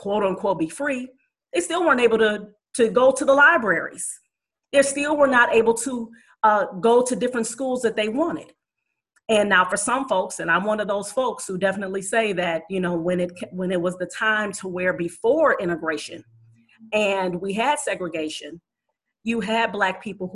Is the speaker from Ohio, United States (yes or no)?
yes; Cleveland, Ohio, United States; my hometown of Cleveland